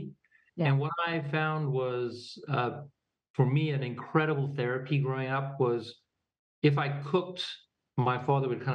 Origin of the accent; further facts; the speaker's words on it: Pretoria, Gauteng, South Africa; moved away; also born or lived in New York / California / Boulder; we grew up in Pretoria